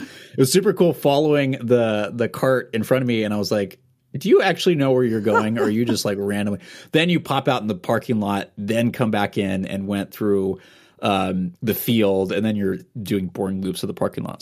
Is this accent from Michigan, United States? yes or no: no; Portland, Oregon, United States; I grew up in Portland about four or five miles away